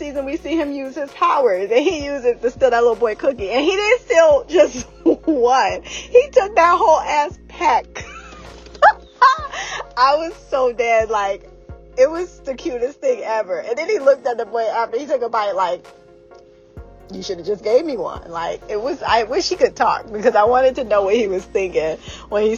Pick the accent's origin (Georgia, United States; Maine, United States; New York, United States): Georgia, United States; moved away; also born or lived in North Carolina; I'm from the South. So I feel like we know fried chicken. I was born in Georgia. I had a lot of my adolescent life in Georgia and in North Carolina